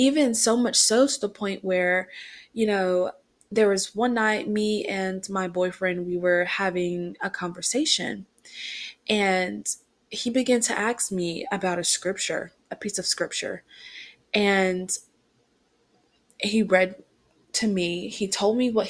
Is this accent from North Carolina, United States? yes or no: yes; Rockingham, North Carolina, United States; moved away; my hometown is Rockingham, North Carolina